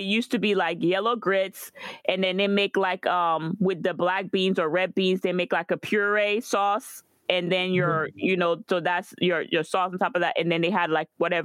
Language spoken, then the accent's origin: English; Guadeloupe; moved away; growing up in Guadeloupe